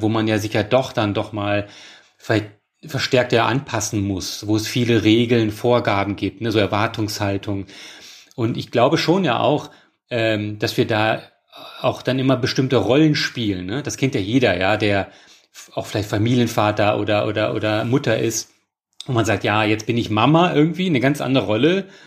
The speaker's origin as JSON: {"language": "German", "country": "Germany", "moved": "as an adult", "said": "Und da war ich dann auch wieder bereit, halt in meine Heimat zu kommen"}